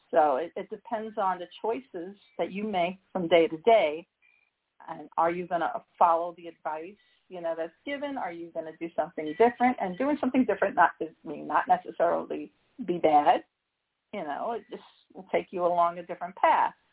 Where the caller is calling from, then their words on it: Midwest, United States; I'm calling from um, the Midwest.